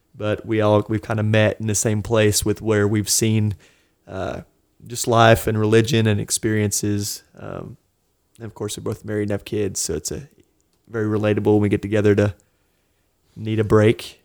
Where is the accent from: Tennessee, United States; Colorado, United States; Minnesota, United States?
Tennessee, United States; Tri-Cities; also born or lived in Florida; now in Knoxville, United States; I grew up in the Tri-Cities